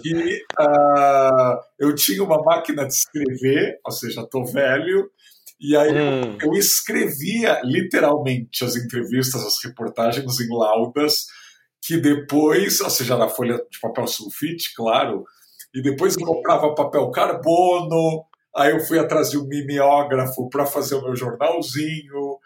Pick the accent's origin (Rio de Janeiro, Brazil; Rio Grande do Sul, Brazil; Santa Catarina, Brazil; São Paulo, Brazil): São Paulo, Brazil; Santos; em Santos, né, onde eu nasci